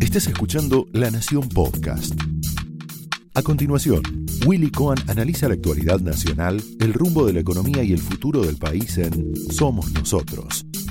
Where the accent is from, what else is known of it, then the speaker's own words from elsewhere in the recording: Argentina; los argentinos lo sabemos de memoria